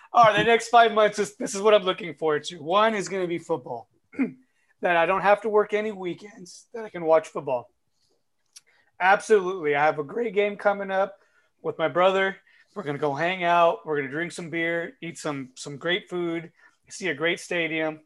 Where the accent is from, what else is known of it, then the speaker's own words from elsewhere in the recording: United States; we are americans